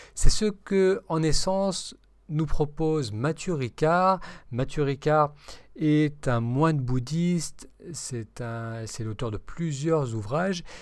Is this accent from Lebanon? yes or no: yes; Lebanon; moved away; étant d'origine de cette, euh, partie du monde, je suis né au Liban